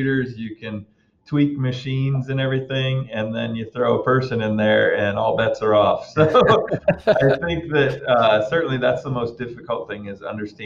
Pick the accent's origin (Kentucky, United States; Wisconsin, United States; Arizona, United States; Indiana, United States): Indiana, United States; Auburn; I was born and raised actually in Auburn, Indiana